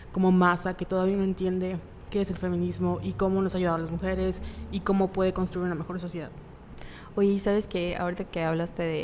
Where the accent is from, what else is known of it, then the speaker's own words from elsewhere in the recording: Mérida, Yucatán, Mexico; vivimos en Mérida, Yucatán. Eh". Sí, somos de Mérida. Así es, Yucatán.